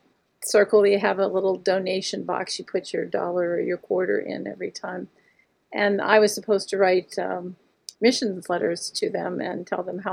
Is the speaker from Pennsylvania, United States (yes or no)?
yes; Monroeville, Pennsylvania, United States; I grew up in Monroeville, Pennsylvania, which was a bedroom community on the outskirts of Pittsburgh, Pennsylvania